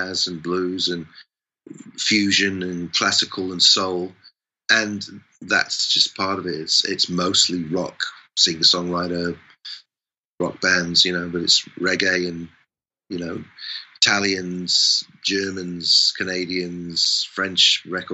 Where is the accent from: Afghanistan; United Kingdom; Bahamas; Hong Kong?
United Kingdom; England; I'm English